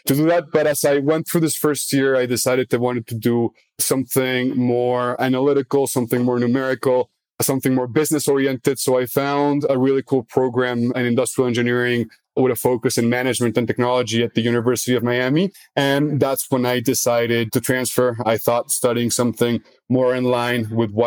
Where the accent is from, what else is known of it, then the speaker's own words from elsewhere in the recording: Mexico City, Mexico; also born or lived in United States / South America; I was mostly raised in Mexico City